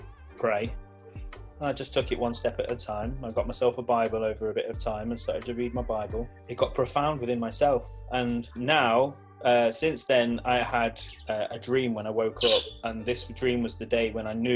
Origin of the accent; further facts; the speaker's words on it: Leicester, East Midlands, United Kingdom; I'm originally from Leicester